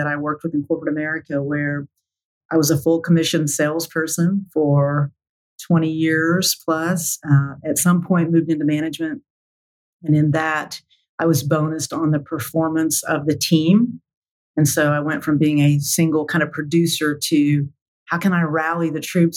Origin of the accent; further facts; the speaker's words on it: Tulsa, Oklahoma, United States; Born and raised in Tulsa, Oklahoma